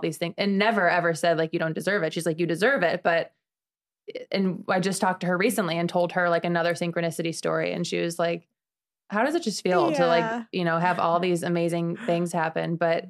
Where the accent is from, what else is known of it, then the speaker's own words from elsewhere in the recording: Midwest, United States; But I'm from the Midwest.